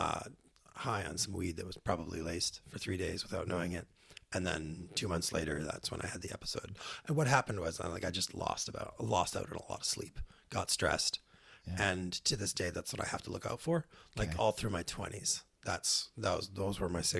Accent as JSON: {"language": "English", "town": "Ottawa", "region": "Ontario", "country": "Canada", "tie": "born or raised there", "also_born_or_lived": "Victoria, British Columbia", "moved": "as an adult", "said": "I grew up in Ottawa and moved from Ottawa to Victoria at the age of 18"}